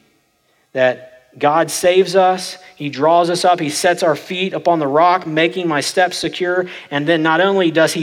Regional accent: Oklahoma, United States; I'm from Oklahoma, and that's the way we talk.

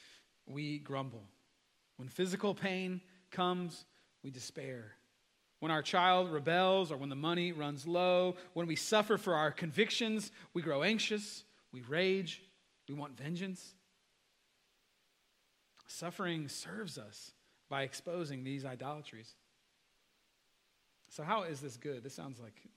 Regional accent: United States; as an American

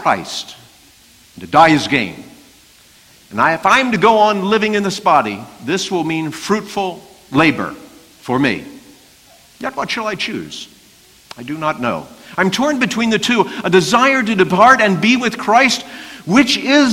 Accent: Baltimore, Maryland, United States; I'm from Baltimore

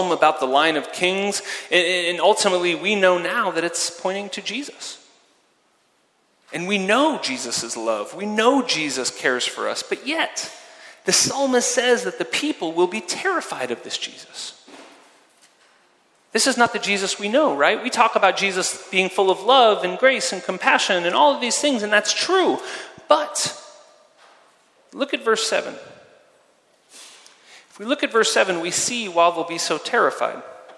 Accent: California, United States; now in Zurich, Switzerland; I grew up in California and was a swimmer and a water polo player

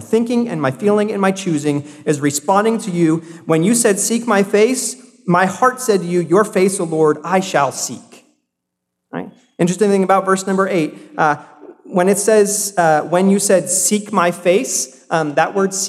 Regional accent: South Carolina, United States; born there; So I was born in South Carolina. I don't have much of the South still in me, but I can still do a good y'all, right?

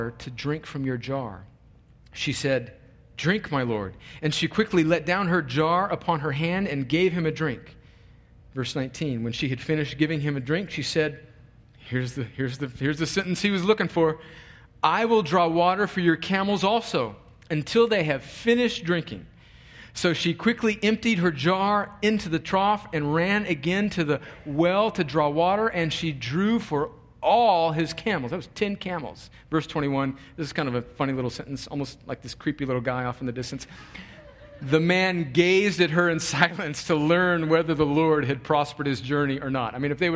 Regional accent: California, United States; moved away as an adult; also born or lived in New York; I'm from California, went to college in New York, had never been to the Deep South

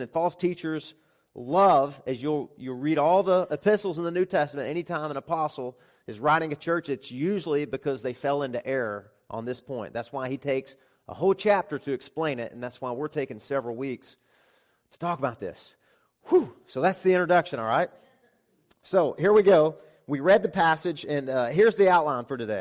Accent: Arkansas, United States; moved away as an adult; also born or lived in Florida; nine hundred miles away from where I grew up. So I moved from Arkansas to Florida

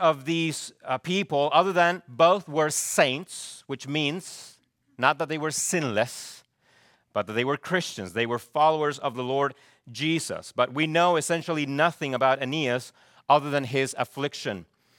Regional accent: Chile; I remember growing up in Chile, there used to be a ministry called Dorcas. I don't know if you ever had anything like that in the U.S.

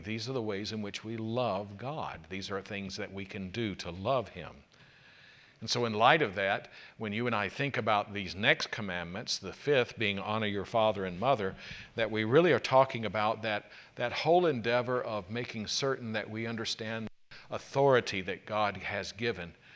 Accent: South Carolina, United States; when I was growing up in South Carolina

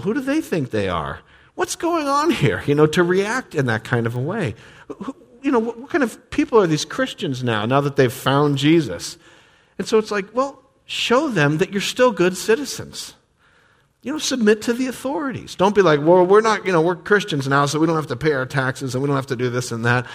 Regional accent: United States; grew up in this country

